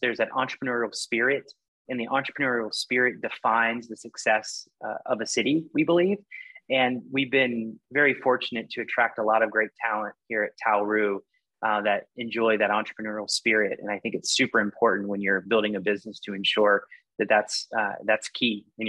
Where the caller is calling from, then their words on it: Austin, Texas, United States; also born or lived in Virginia; Calling from Austin, Texas.